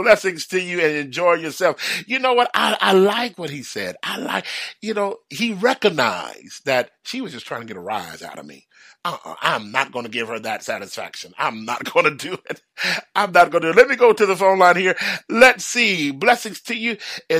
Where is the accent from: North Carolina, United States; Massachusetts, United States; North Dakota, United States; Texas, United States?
Texas, United States; Houston; because, you know, I'm from the South. I'm brought up in Houston. We ain't never had no white Christmas.